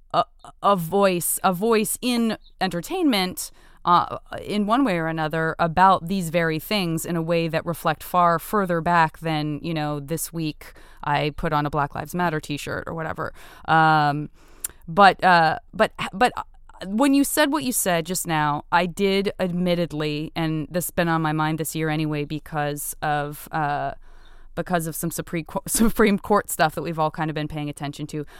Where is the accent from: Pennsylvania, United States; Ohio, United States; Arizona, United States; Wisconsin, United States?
Arizona, United States; Tucson; I'm from Arizo, Tucson, Arizona.